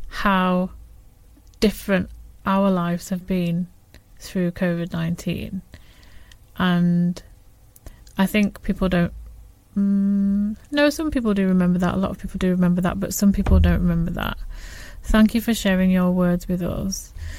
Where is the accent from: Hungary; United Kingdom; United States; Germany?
United Kingdom; England; born there; I say I was born in England, and then there's a look of bemusement.